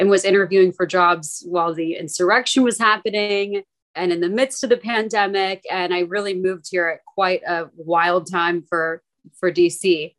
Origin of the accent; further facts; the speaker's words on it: McKinney, Texas, United States; moved away as an adult; now in Washington, D.C., United States; I'm from McKinney, Texas, which is a town just north of Dallas.